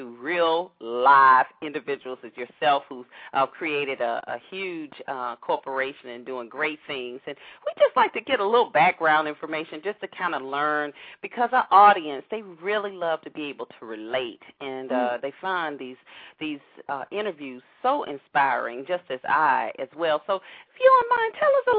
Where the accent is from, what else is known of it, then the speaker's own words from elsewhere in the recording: Atlanta, Georgia, United States; my hometown of Atlanta